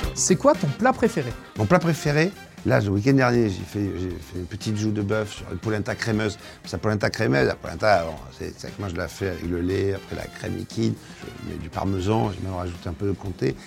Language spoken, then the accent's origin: French; Marseille, Provence-Alpes-Côte d'Azur, France; Ma région, tout le monde la connaît, je viens de Marseille.